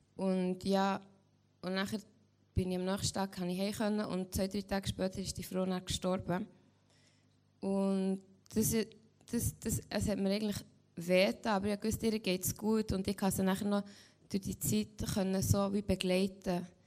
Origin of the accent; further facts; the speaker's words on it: Lengnau, Switzerland; also born or lived in Caribbean; ich komme von Lengnau, ich bin 16 und gehe jetzt 10. Schuljahr.